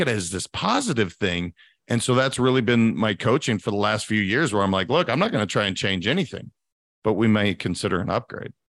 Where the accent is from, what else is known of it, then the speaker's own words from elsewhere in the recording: Montana, United States; also born or lived in California; now in Florida, United States; I'm a guy from Montana